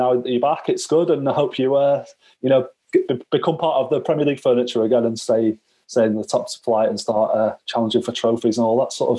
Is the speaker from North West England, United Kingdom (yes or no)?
yes; Manchester, North West England, United Kingdom